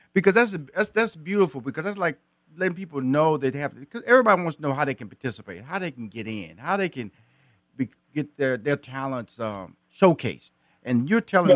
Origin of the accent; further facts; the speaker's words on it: Houston, Texas, United States; now in Atlanta, United States; I was born and raised in Houston